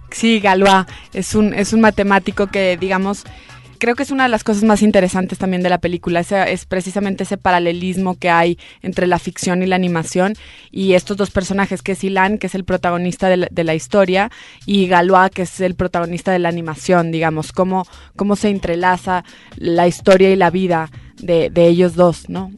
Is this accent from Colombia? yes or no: no; Mexico; Solamente somos dos mexicanas, que es Diana Bracho y yo